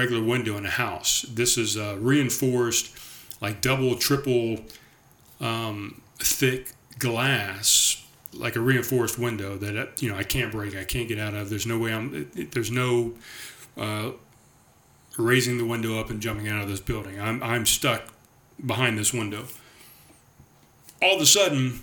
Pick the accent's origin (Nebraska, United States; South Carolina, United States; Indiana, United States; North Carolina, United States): South Carolina, United States; North Charleston; moved away as an adult; also born or lived in Summerville, South Carolina; I definitely recognize this road as the road, North Haven Drive, that I grew up on in Pepper Hill